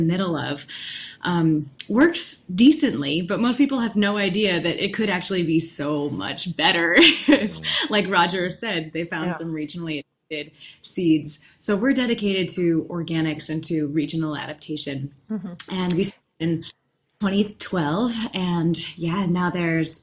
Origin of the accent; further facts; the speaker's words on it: Finger Lakes, New York, United States; growing up in the Finger Lakes